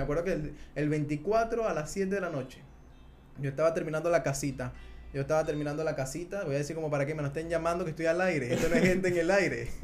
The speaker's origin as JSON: {"language": "Spanish", "country": "Venezuela", "said": "nosotros somos venezolanos"}